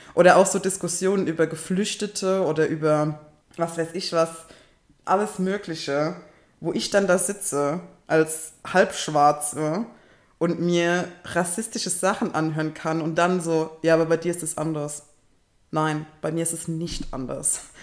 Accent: Kaiserslautern, Rhineland-Palatinate, Germany; ich komme aus Kaiserslautern

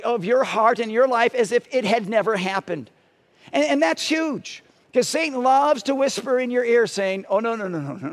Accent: Parma, Ohio, United States; When I was growing up in Parma, I was in elementary school

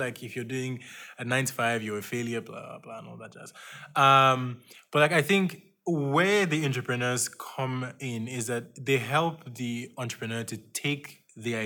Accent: Nigeria; moved away; I'm a founding student from Nigeria, well, soon to be graduate

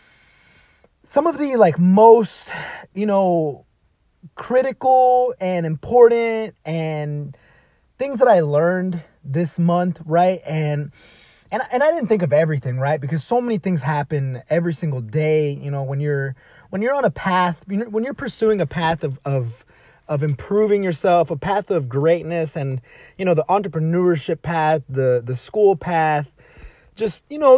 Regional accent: Dallas, Texas, United States; moved away as an adult; also born or lived in Los Angeles, California; now in California, United States; I was born and raised in Dallas, Texas

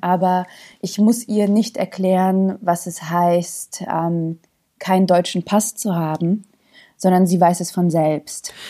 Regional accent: Zagreb, City of Zagreb, Croatia; also born or lived in Bosnia and Herzegovina; now in Germany; ich bin in Kroatien geboren. Ich komme aus Jugoslawien, aber ich bin in Zagreb geboren.

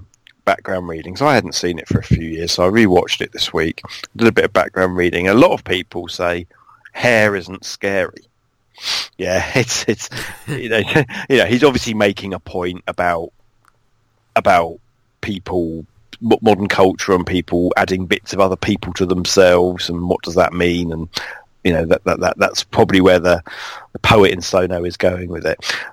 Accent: United Kingdom; I just say I'm from near London

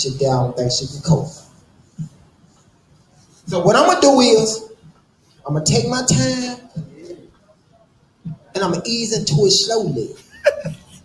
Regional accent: Tupelo, Mississippi, United States; I'm from Tupelo, Mississippi.

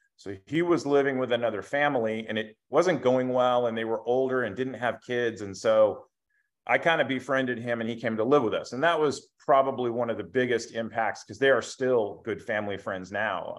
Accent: Bakersfield, California, United States; also born or lived in Somalia; we moved back to Bakersfield. And yeah, I've lived here my whole life

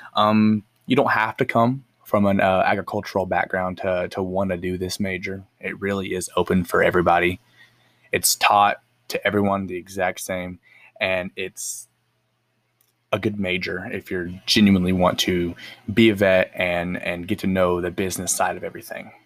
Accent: El Reno, Oklahoma, United States; I grew up in El Reno, born and raised

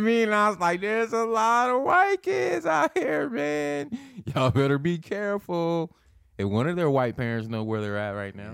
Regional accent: Lincoln, Nebraska, United States; I'm born and raised in Lincoln

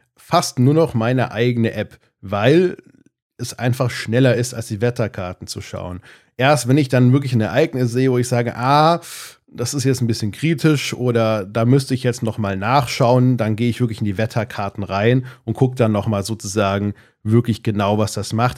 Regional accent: Darmstadt, Hesse, Germany; ich komme aus Darmstadt in Südhessen, da wohne ich auch immer noch, zumindest in der Nähe

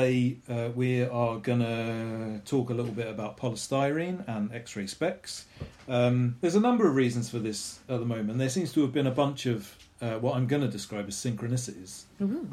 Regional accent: Bromley, London, United Kingdom; I was born in Bromley

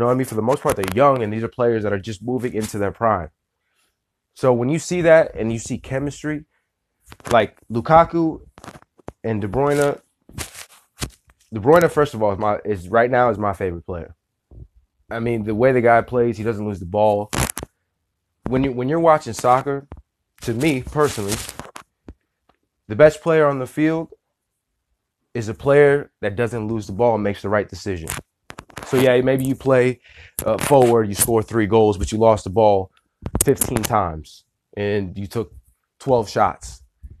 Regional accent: Tampa, Florida, United States; I'm from Tampa, for those of y'all that don't know, 813 all day.

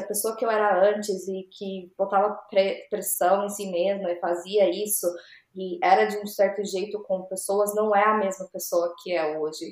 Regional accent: Mogi Mirim, São Paulo, Brazil; moved away as an adult; also born or lived in Campinas; now in United States; Quando eu tinha uns três anos, a gente mudou para Mojimirim

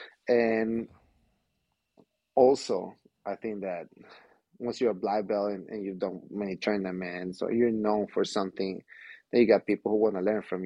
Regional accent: San Diego, California, United States; I'm not from here, I'm from San Diego

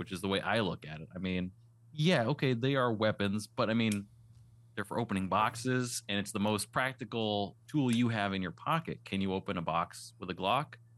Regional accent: East Coast, United States; also born or lived in Western Massachusetts / Las Vegas; now in New Hampshire, United States; I was born in the East Coast. I grew up in the snow and the cold

